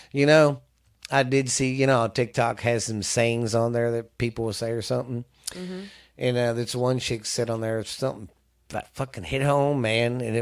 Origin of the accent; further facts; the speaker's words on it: the South, United States; we're from the South